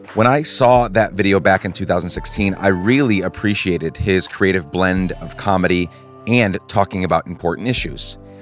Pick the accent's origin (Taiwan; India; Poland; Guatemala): Guatemala; I grew up in Guatemala